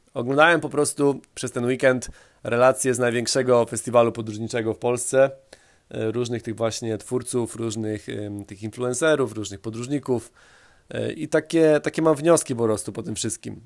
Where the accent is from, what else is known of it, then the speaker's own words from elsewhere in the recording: Poland; ja się wychowałem na takim zwykłym polskim osiedlu